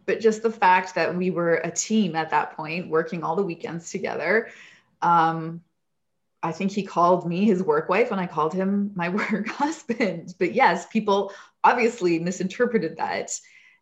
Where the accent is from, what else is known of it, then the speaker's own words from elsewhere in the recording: Edmonton, Alberta, Canada; growing up in Edmonton, I know so many things about the Oilers